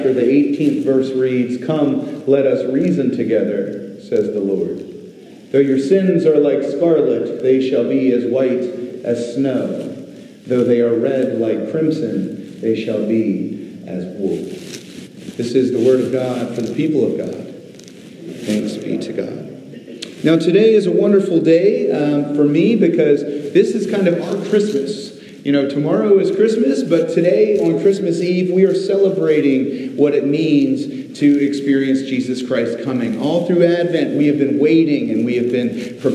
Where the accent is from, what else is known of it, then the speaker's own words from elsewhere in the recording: Virginia Beach, Virginia, United States; moved away; I grew up in Virginia Beach, Virginia.